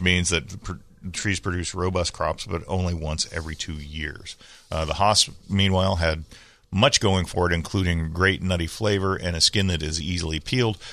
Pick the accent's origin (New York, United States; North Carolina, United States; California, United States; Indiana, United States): California, United States; San Diego; when I was a kid growing up in Bay Park, we had an alley